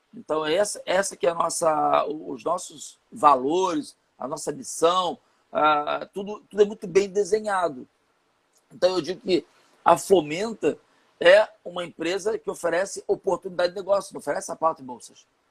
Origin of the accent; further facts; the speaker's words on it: São Gonçalo, Rio de Janeiro, Brazil; Eu sou de São Gonçalo, é, então aqui do, no, no, Rio de Janeiro